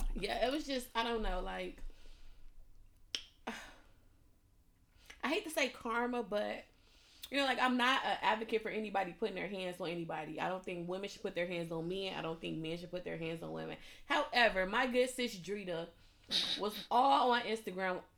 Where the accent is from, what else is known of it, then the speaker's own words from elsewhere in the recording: Chicago, Illinois, United States; now in England; I'm from Chicago